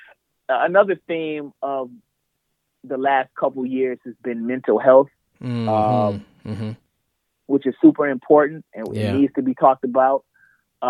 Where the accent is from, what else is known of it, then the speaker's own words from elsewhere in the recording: Ann Arbor, Michigan, United States; also born or lived in Atlanta, Georgia; where I'm from Ann Arbor